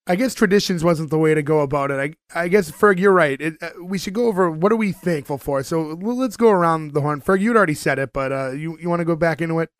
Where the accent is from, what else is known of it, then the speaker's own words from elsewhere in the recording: Winthrop, Massachusetts, United States; we are from Winthrop, Massachusetts.